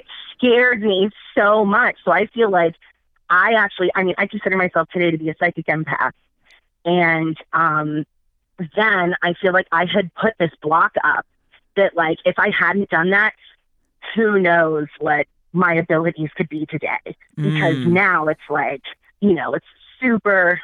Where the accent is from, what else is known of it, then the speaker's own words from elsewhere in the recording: Pittsburgh, Pennsylvania, United States; I'm from Pittsburgh